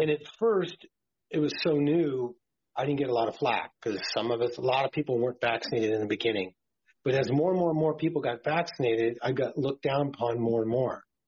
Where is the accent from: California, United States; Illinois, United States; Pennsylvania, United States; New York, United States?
California, United States; Martinez; I grew up on a cattle ranch in California in the Bay Area, about 30 miles west of San Francisco in the Contra Costa County in the hills around Martinez, California